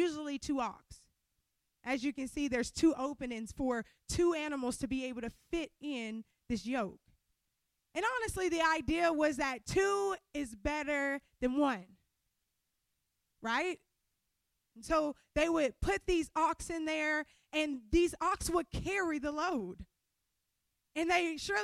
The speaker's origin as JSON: {"language": "English", "region": "Louisiana", "country": "United States", "moved": "yes", "said": "I'm from Louisiana"}